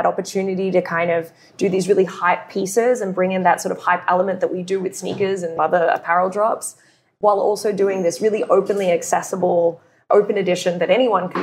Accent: Australia; being Australian

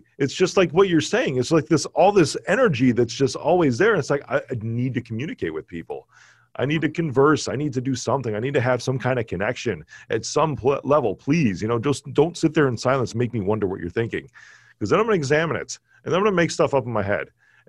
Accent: Chicago, Illinois, United States; Most people cannot tell that I'm from Chicago.

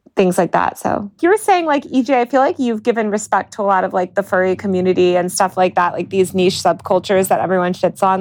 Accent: Denver, Colorado, United States; the Denver Post, um, which is my hometown newspaper

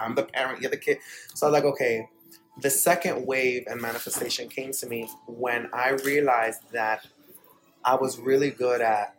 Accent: New York City, New York, United States; moved away as an adult; now in Florida, United States; I grew up between the Bronx and Dyckman, which is like a really big street in Washington Heights

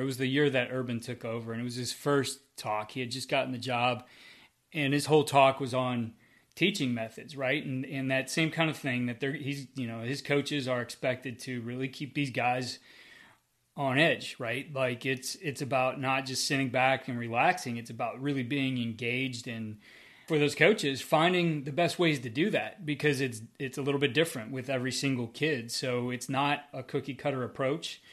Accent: Northeast Ohio, United States; I'm from the West Side.

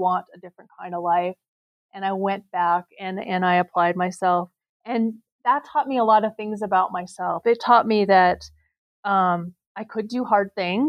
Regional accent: Rapid City, South Dakota, United States; now in Nevada, United States; I was born and raised in Rapid City, South Dakota

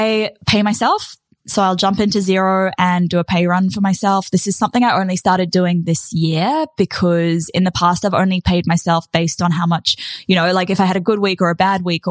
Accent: New Zealand; now in Australia; as a Kiwi

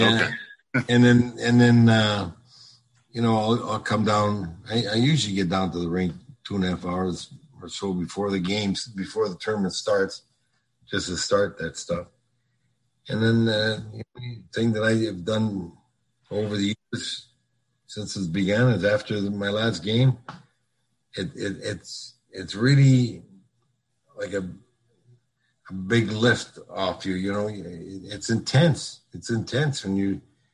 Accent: Sault Ste. Marie, Ontario, Canada; also born or lived in Minnesota; now in North Palm Beach, United States; I grew up in Sault Ste. Marie, Ontario.

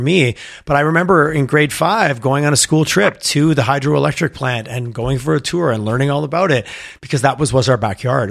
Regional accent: Quebec, Canada; now in Alberta, Canada; I'm from Quebec and I spent time there

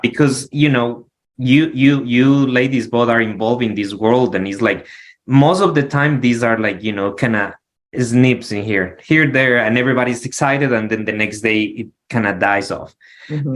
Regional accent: Quito, Pichincha, Ecuador; moved away as an adult; now in Arizona, United States; I'm from Quito, the capital, the mountains.

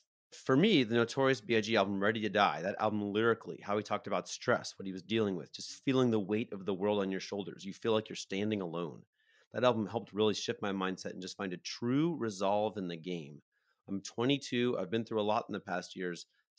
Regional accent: England, United Kingdom; I'm from England.

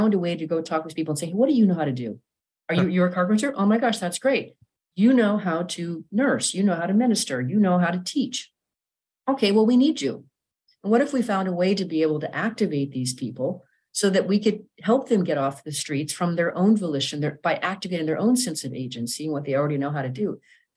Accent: Pacific Northwest, United States; moved away as an adult; now in Dallas, United States; I'm from the Pacific Northwest originally

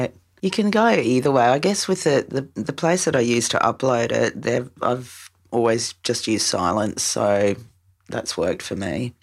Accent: Australia

